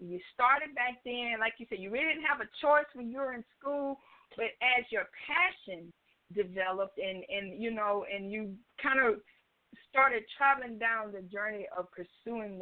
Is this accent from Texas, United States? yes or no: no; Johnston, South Carolina, United States; now in West Columbia, United States; But I'm originally from Johnston, South Carolina, very, very small town. We had one gas station, I believe, and one grocery store growing up.